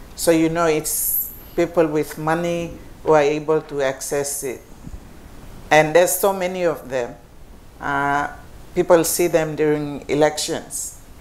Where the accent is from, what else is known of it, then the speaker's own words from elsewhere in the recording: Highlands, Papua New Guinea; I come from the Highlands